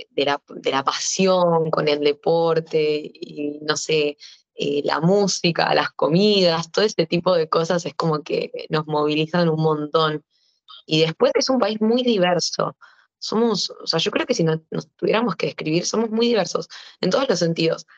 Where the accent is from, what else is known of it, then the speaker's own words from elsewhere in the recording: Argentina; yo me niego a abandonar Argentina sabiendo el potencial que existe en mi país